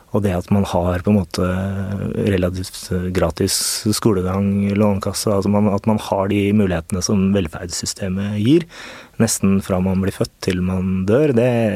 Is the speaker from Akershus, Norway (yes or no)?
no; Oslo, Norway; also born or lived in Risløkka, Oslo; jeg er født og oppvokst på Torshov.